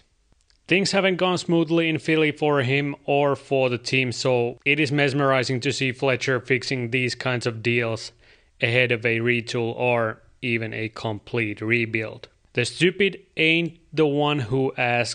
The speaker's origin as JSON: {"language": "English", "town": "Kuopio", "region": "North Savo", "country": "Finland", "tie": "born or raised there", "said": "my hometown team, Kalpa"}